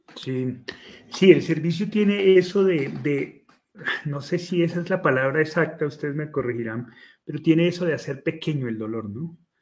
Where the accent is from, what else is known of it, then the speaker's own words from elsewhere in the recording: Colombia; en mi país, que de esos sobran en Colombia